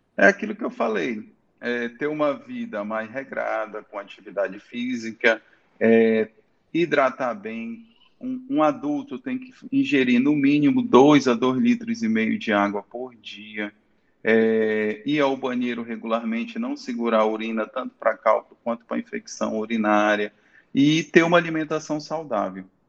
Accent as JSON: {"language": "Portuguese", "town": "Santarém", "region": "Pará", "country": "Brazil", "also_born_or_lived": "Manaus", "moved": "as an adult", "lives_now": "Itaituba, Brazil", "said": "sou santareno, tá? Saí de Santarém para fazer faculdade de medicina"}